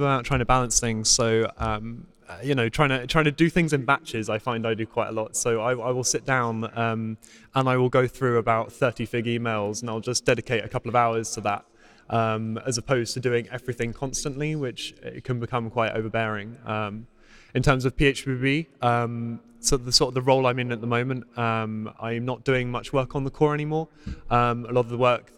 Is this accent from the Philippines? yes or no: no; United Kingdom; accent: British; I live in quite a posh area of the United Kingdom